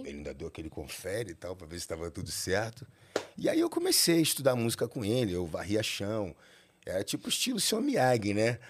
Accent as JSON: {"language": "Portuguese", "region": "Rio de Janeiro", "country": "Brazil", "tie": "born or raised there", "moved": "yes", "lives_now": "São Paulo, Brazil", "said": "Eu nasci no Rio de Janeiro, no hospital de Botafogo"}